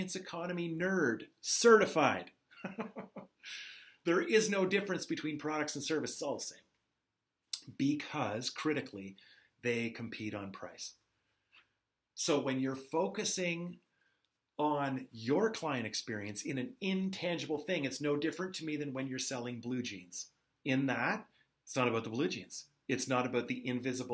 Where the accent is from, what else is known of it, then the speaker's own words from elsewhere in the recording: Canada; I am Canadian